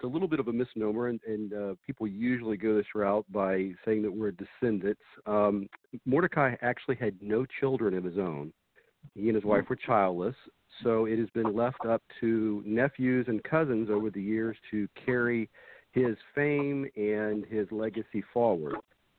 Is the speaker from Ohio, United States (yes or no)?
yes; Dayton-Cincinnati area, Ohio, United States; now in Pensacola, United States; I grew up in the Dayton-Cincinnati area